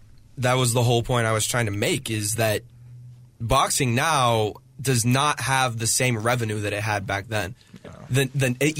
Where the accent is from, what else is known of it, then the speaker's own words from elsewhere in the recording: United States; I'm an American, so, you know, I'm in this culture that is already different than a lot of other cultures, but this is just where I happen to be born and where I began.